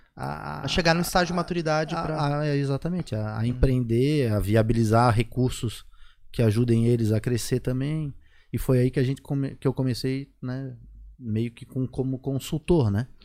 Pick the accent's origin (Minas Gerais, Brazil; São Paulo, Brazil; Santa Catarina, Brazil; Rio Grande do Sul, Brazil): Santa Catarina, Brazil; Florianópolis; moved away as an adult; also born or lived in United States; acabei voltando para a Floripa também, onde eu nasci